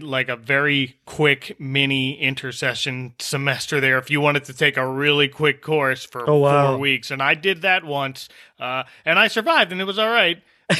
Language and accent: English; New Jersey, United States; Growing up in New Jersey